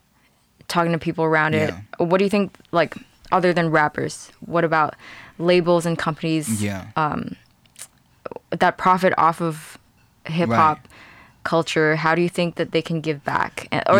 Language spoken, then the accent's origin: English; Hong Kong; I grew up in Hong Kong, but it's a privilege.